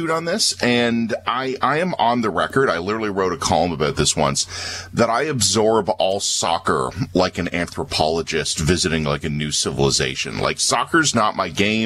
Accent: Toronto, Ontario, Canada; my hometown

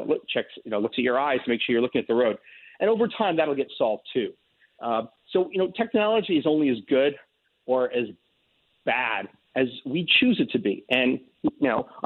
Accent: New York, United States; a New Yorker

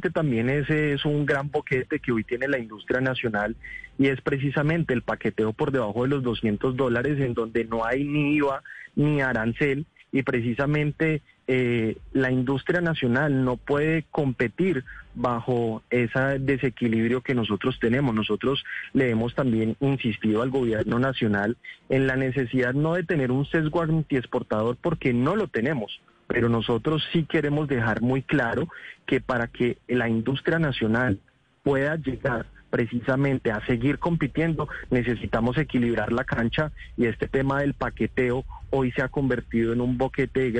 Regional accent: Colombia

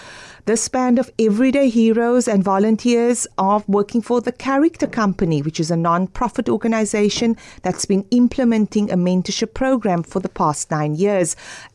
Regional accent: Cape Town, Western Cape, South Africa; I am from the Cape Flats

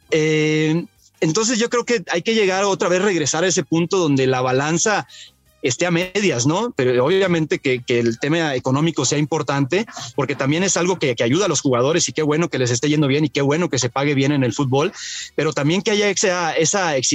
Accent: Mexico; entre Jaime Correa y yo que tenemos los mismos números de, títulos con, Pachuca, somos los jugadores mexicanos con más títulos en el club.

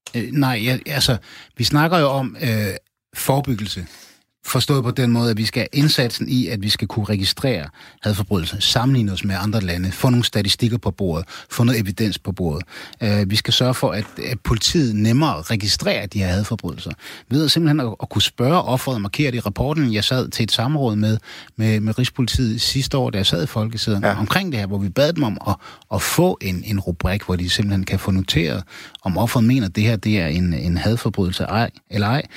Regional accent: Aarhus, Central Denmark Region, Denmark; jeg er opvokset i Gellerparken

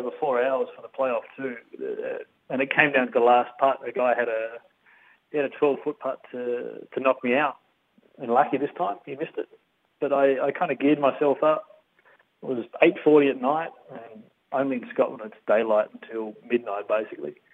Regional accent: Tasmania, Australia; I've got a beautiful family back in Tasmania

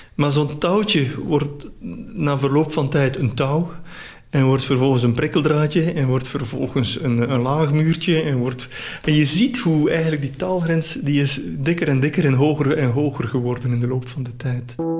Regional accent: Belgium; ik ben ook echt Belg

